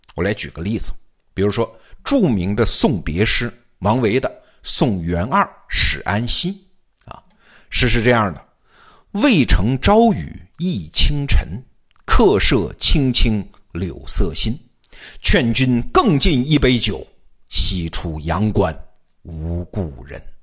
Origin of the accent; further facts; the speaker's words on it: southern China, China; 我们这些南方同学看见了就笑话他们